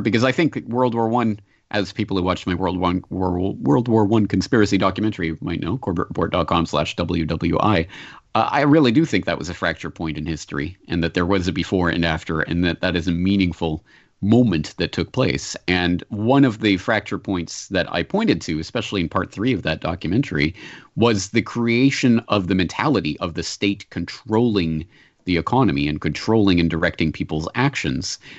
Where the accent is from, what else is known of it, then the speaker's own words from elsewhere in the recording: Canada; as a Canadian